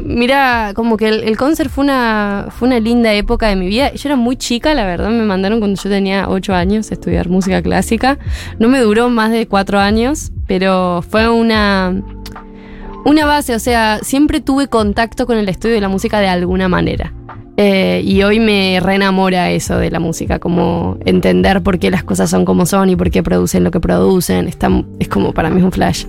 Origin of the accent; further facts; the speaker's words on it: Córdoba, Argentina; yo soy de Córdoba